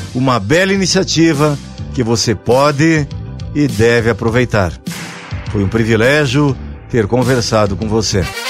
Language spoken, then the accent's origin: Portuguese; Rio Grande do Sul, Brazil; lá da minha terra, Rio Grande do Sul